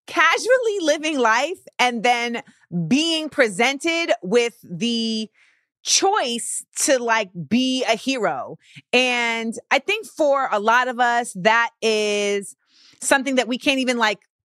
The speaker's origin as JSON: {"language": "English", "region": "Florida", "country": "United States", "said": "I'm from Florida"}